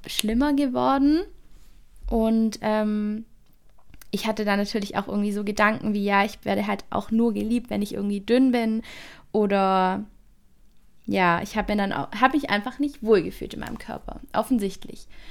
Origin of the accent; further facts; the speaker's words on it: near Stuttgart, Baden-Württemberg, Germany; accent: Swabian/Baden-Württemberg dialect; ich komme aus Baden-Württemberg, aus der Nähe von Stuttgart, also zwischen Stuttgart und Bodensee. Ähm, ist jeweils so eine Stunde weg von mir und das hört man auch in meinem Dialekt